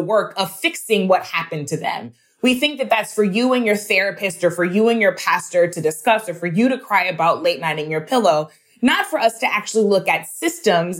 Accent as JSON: {"language": "English", "region": "Missouri", "country": "United States", "tie": "born or raised there", "said": "my home state of Missouri"}